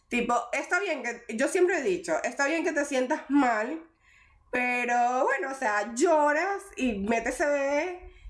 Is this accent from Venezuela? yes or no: yes; Venezuela; moved away; yo vine desde Venezuela, tipo, niña de mami y papi, y ahorita, tipo, ya me valgo sola, soy re responsable.